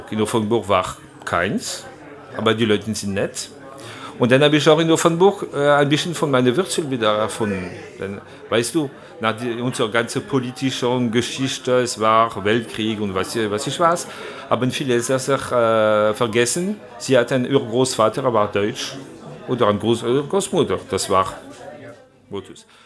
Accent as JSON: {"language": "German", "town": "Strasbourg", "region": "Grand Est", "country": "France", "tie": "born there", "said": "Also, äh, ich bin einfach in Straßburg geboren und meine Familie waren viel Musiker sowieso."}